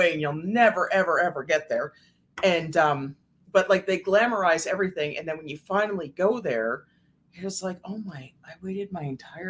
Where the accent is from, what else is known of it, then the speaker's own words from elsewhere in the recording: Canada; with us being Canadian.